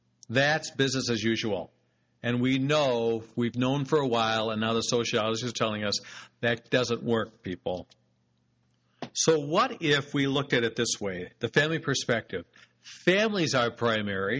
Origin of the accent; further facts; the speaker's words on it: United States; we're American consumers